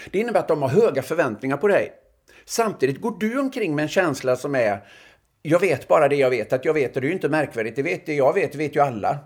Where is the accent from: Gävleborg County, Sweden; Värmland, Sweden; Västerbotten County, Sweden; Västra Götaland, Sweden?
Västra Götaland, Sweden; Öckerö; moved away; jag gick ju i obs-klass hemma på Öckerö